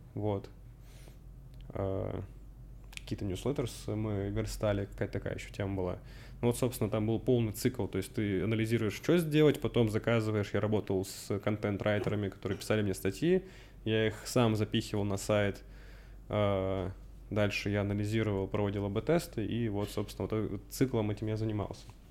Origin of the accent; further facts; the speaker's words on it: Russian Far East, Russia; moved away as an adult; also born or lived in Cherkessk, Karachay-Cherkessia, Russia / Canada; now in Moscow, Russia; переехал на Дальний Восток с родителями. Отца по работе перевели После этого я закончил школу там